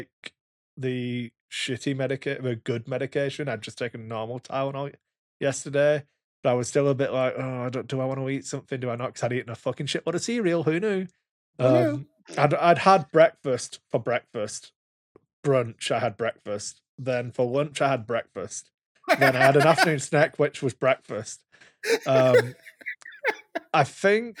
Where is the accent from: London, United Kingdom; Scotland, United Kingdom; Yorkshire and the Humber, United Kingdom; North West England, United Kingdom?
North West England, United Kingdom; Wigan; I'm from Wigan